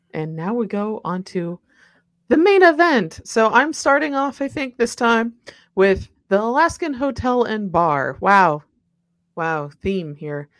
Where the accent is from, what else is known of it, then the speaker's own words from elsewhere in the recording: Midwest, United States; I'm from the Midwest where everything is flat